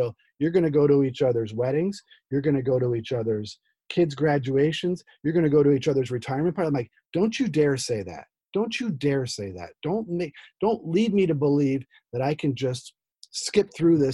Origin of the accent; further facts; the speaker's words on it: New Jersey, United States; moved away; also born or lived in Midwest; I'm from Jersey.